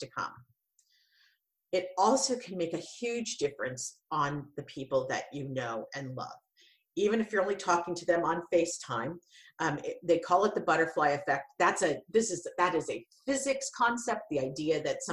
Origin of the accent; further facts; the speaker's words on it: Santa Cruz, California, United States; I'm from Santa Cruz